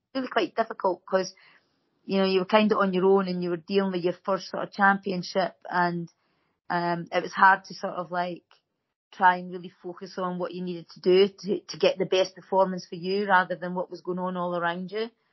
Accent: Dundee, Scotland, United Kingdom; I was from Whitfield

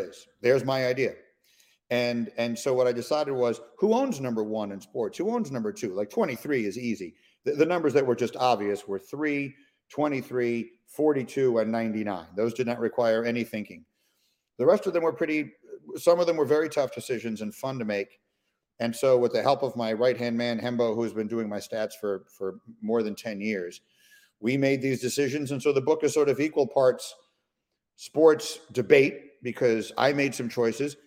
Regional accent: New York City, New York, United States; I grew up in New York City

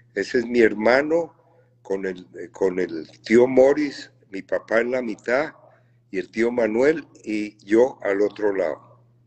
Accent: Bogotá, Colombia; moved away; yo nací en Bogotá, fui a un colegio élite en Bogotá

